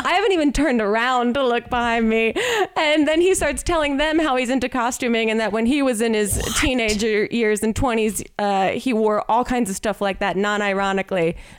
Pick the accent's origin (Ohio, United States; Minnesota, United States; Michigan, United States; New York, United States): Ohio, United States; When I lived in Ohio, I'm from Ohio, I had a yard sale one time to try and sell everything before I moved